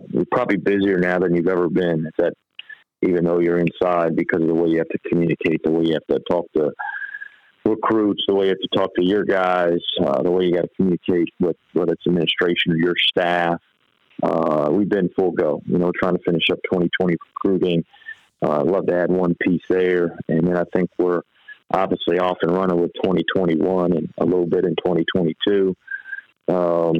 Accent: Virginia, United States; also born or lived in Georgia, United States; I grew up in Northern Virginia, you know, right outside D.C., and so that was really good for me growing up there. Then I moved to high school in Georgia, North Georgia

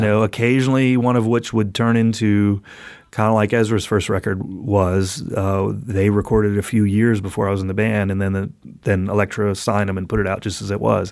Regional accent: New Orleans, Louisiana, United States; moved away; also born or lived in Athens, Georgia; New Orleans, which is my hometown.

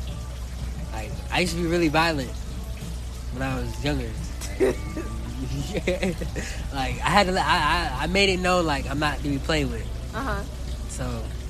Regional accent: Orlando, Florida, United States; moved away; that's my hometown.

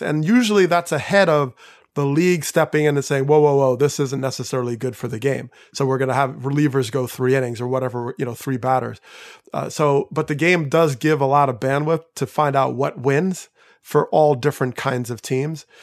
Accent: outside of New York, United States; I grew up outside of New York

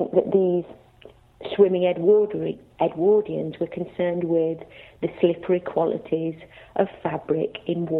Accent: Leicester, East Midlands, United Kingdom; I'm from Leicester

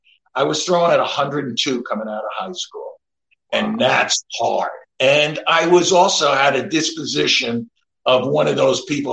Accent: Long Island, New York, United States; I grew up in Long Island with pretty much just my mom in the 60s, my brother and sister.

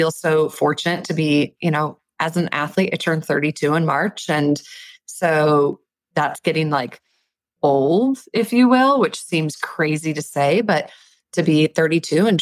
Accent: Minnesota, United States; I grew up in Minnesota and I'm the baby of three girls

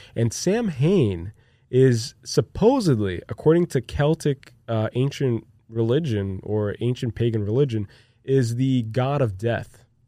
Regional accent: Brazil; moved away as an adult; now in United States; I grew up in Brazil

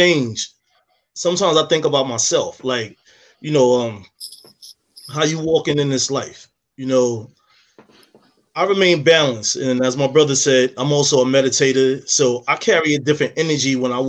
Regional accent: New York City, New York, United States; moved away; I'm from the city. I'm from Harlem

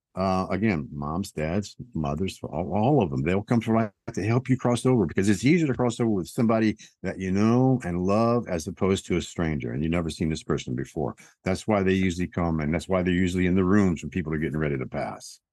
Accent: Tennessee, United States; I'm from Tennessee

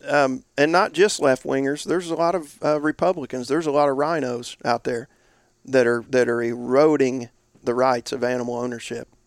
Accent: Indiana, United States; northeast was my territory and my home state, Indiana

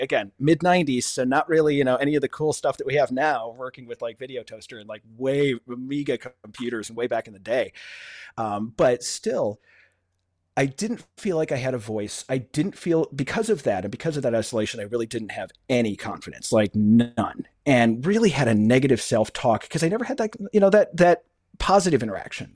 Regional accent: Buffalo, New York, United States; also born or lived in Cleveland; I've been back in, uh, my hometown of Buffalo, New York, for fifteen, sixteen years now

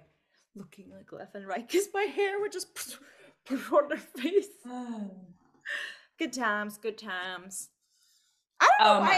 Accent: Macau; born or raised there

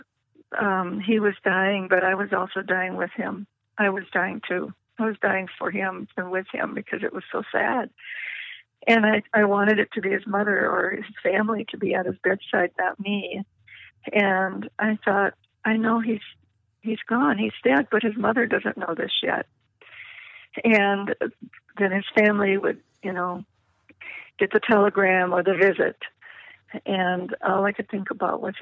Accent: Minnesota, United States; Eddie was from Minnesota, and I was from Minnesota

